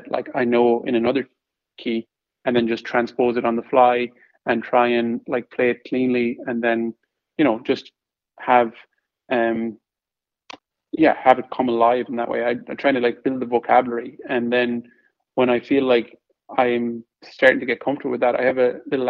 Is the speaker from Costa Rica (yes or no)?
no; Ireland; moved away; I'm Irish.